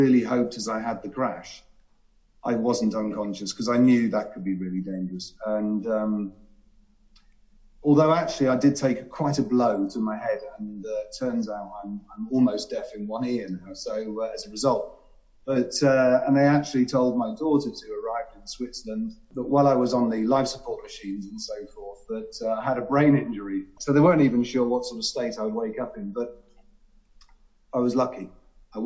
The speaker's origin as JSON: {"language": "English", "area": "Cornwall", "region": "South West England", "country": "United Kingdom", "tie": "born or raised there", "said": "I grew up in Cornwall"}